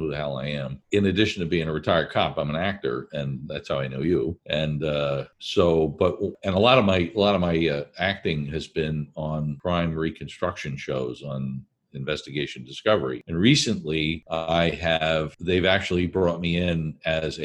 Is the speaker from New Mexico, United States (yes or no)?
no; New Jersey, United States; I'm from New Jersey.